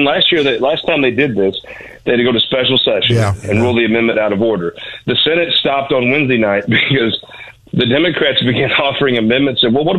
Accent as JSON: {"language": "English", "region": "Missouri", "country": "United States", "said": "I'm from the Show Me State."}